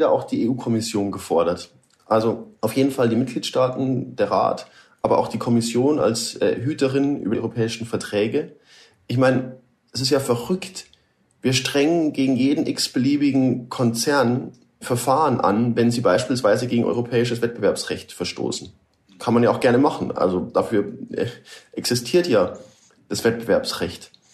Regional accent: Germany; Wir als, als Deutsche

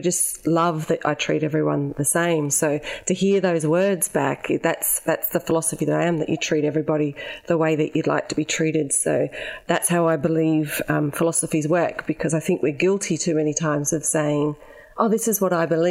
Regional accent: Adelaide, South Australia, Australia; moved away as an adult; also born or lived in Ceduna, South Australia; now in Melbourne, Australia; my early childhood was growing up in Ceduna, and then we moved to Adelaide because Dad went to university and was a police officer. And so we moved to Adelaide, and I grew up in Largs Bay, right on the beach

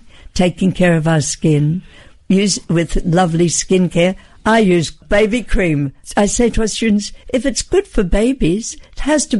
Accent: Australia; And I said, no, I come from Australia.

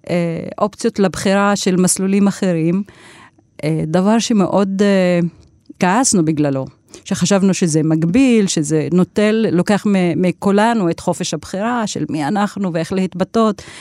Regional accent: Tira, Central District, Israel; כן, זה מתחיל בטירה, וזה עדיין בטירה. אני נולדתי בטירה למשפחה של אבא שהוא אה, ניהל את אה, מערכת החינוך אה, אז בכפר טירה, עכשיו זה נקרא עיר טירה.

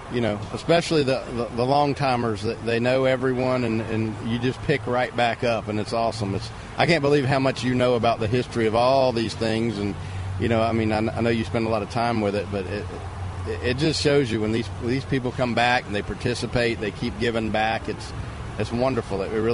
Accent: Jacksonville, Florida, United States; moved away as an adult; also born or lived in Tallahassee, Florida; now in Apopka, United States; I grew up in Jacksonville, went to Tallahassee

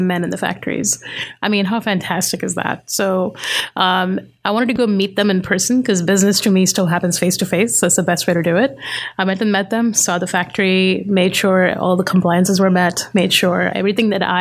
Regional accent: Mumbai, Maharashtra, India; now in Richmond, United States; I grew up in Bombay

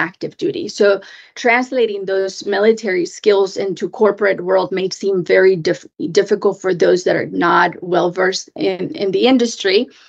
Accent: Mexico; also born or lived in Japan; now in Washington, D.C., United States; I grew up in Mexico

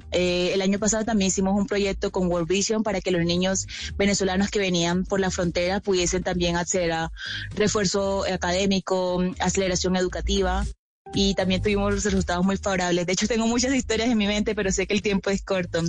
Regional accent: La Guajira, Colombia; personalmente vengo de La Guajira, así que esto fue parte eh, de mi infancia, adolescencia

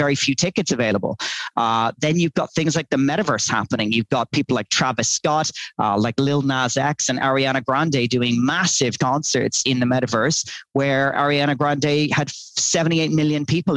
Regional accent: Dublin, Leinster, Ireland; moved away as an adult; now in Dubai, United Arab Emirates; I'm Irish and from Dublin, but I've been living in Dubai

